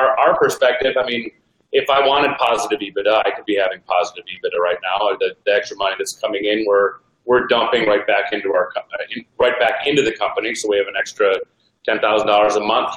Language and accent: English; Minneapolis, Minnesota, United States; I'm from Minneapolis